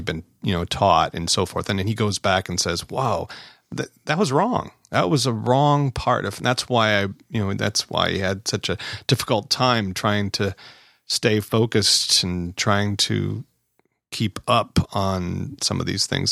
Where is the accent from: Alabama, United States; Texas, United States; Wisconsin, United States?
Wisconsin, United States; We're both from Wisconsin here.